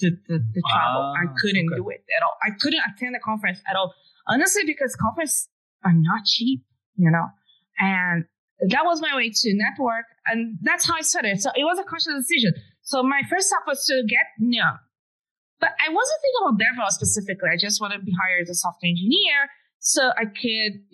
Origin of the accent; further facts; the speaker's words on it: Brazil; English is a second language; moved away as an adult; now in United States; I was living in Brazil at the time. My English was way worse